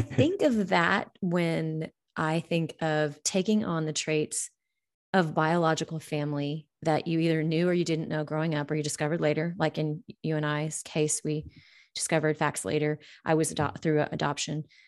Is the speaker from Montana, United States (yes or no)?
yes; Montana, United States; I grew up in Montana